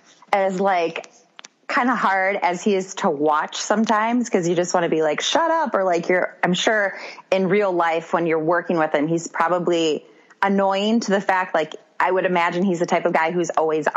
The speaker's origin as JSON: {"language": "English", "region": "Wisconsin", "country": "United States", "accent": "Wisconsin", "said": "My Wisconsin accent"}